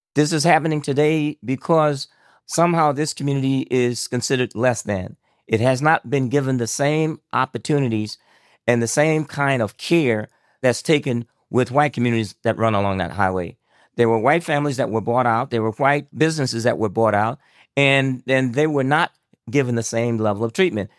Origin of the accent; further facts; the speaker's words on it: Elba, Alabama, United States; moved away as an adult; I grew up in Elba, Alabama in the fifties